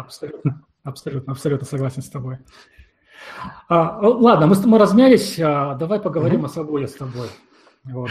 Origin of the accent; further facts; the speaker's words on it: Siberia, Russia; я родом из Сибири